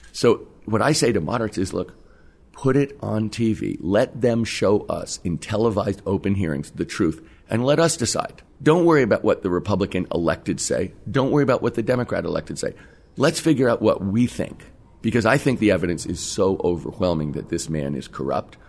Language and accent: English; California, United States; I'm from California